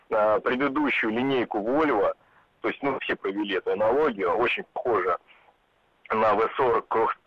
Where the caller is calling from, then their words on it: Moscow, Russia; А, я из Москвы